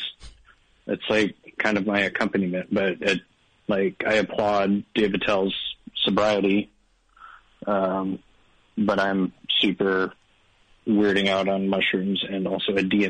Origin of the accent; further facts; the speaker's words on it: Reno, Nevada, United States; I'm from Reno, Nevada.